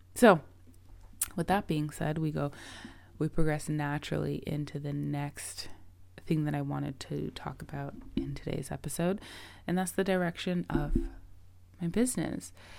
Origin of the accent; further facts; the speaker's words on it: Toronto, Ontario, Canada; I currently live in Toronto, Canada. Um, I'm a Canadian. I've lived here my whole life.